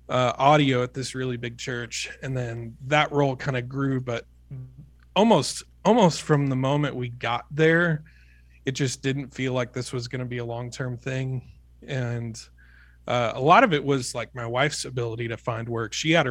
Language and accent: English; Kansas City, Missouri, United States; Yeah. So I'm like mostly from Kansas City. My dad's a pastor, so we moved around a lot.